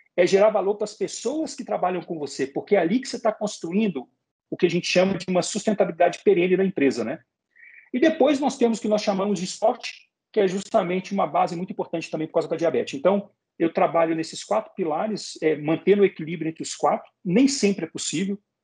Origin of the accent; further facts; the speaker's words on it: Belo Horizonte, Minas Gerais, Brazil; Eu sou de Belo Horizonte, Minas Gerais. Lá em Belo Horizonte tem a maior feira de arte e artesanato da América Latina.